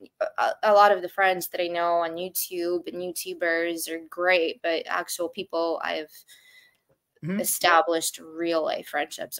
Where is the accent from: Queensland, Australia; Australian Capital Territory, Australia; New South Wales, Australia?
Australian Capital Territory, Australia; Canberra; moved away; also born or lived in Soviet Union / United Kingdom / Moscow, Russia; I left pretty much when I was like 2 years old, 3 years old, to go and live in Canberra, Australia